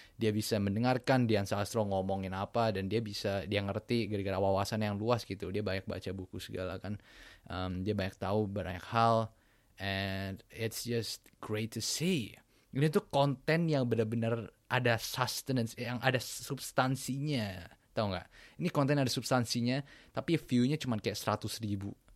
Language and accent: Indonesian; Jakarta, Indonesia; gue lahir di Jakarta tahun 2000